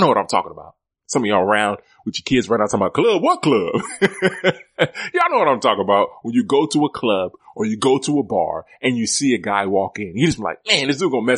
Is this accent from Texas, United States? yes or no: yes; Houston, Texas, United States; I grew up in Houston